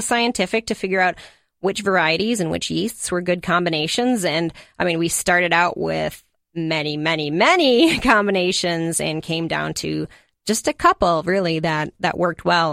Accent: Hastings, Minnesota, United States; I grew up in Hastings

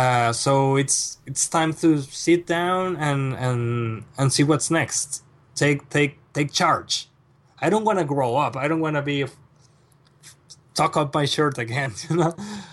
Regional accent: Mexico; And I arrived to Mexico, to my hometown, 3 days after my father passed away.

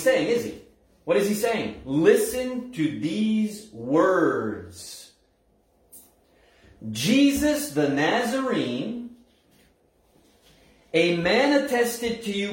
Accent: Scoudouc, New Brunswick, Canada; where I was born and raised in Skidook

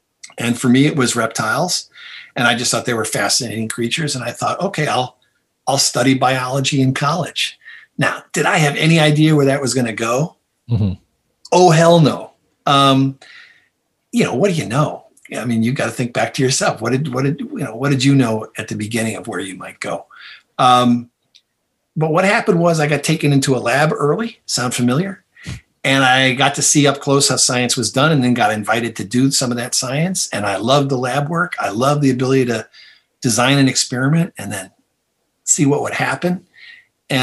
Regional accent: Toledo, Ohio, United States; I grew up in Toledo, Ohio, a city perched on the edge of Lake Erie

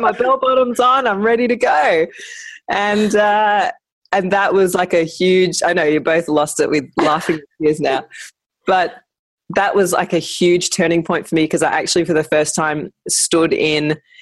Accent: Brisbane, Queensland, Australia; I'm from Brisbane

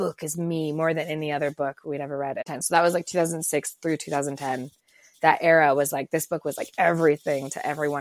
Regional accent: Colorado, United States; I'm from Colorado

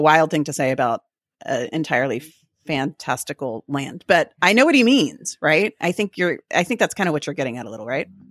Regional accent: Texas, United States; we like to co-opt everything and be kind of obnoxious about being Texan

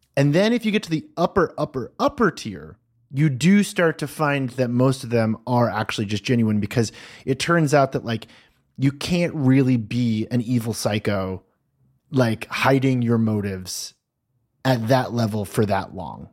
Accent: United States; I, as an American

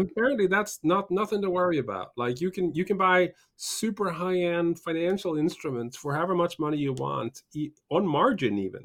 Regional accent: Norway; moved away; also born or lived in United Kingdom; I grew up in I grew up in Norway and spent a bunch of time in the UK

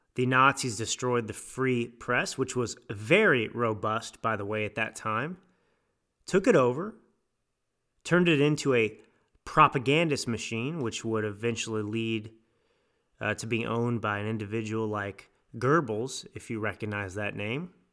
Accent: United States; I'm American

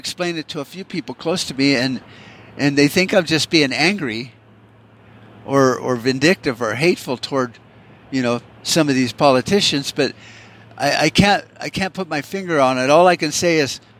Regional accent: United States; As an American

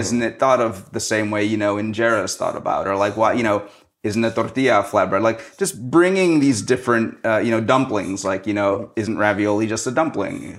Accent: New Orleans, Louisiana, United States; moved away; so that's where I'm from. I'm from New Orleans, and I think when you grow up there

